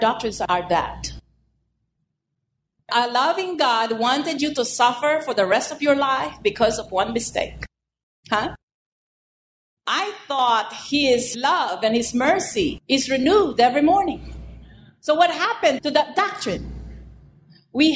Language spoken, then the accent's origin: English; United States; I'm an American